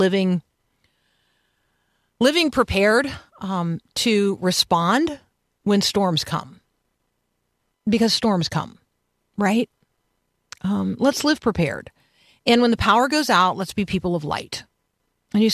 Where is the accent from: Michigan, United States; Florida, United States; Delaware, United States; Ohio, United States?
Florida, United States; Tampa; I grew up in Tampa and I went to the University of Florida as an undergrad